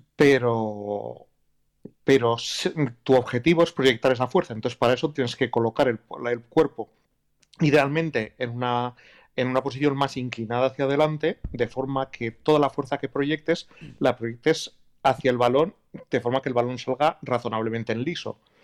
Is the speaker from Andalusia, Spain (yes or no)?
no; Basque Country, Spain; soy vasco